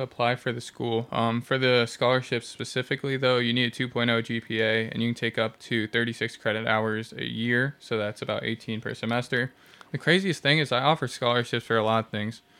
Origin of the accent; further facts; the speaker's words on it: Washington, District of Columbia, United States; now in Independence, United States; I'm from the East Coast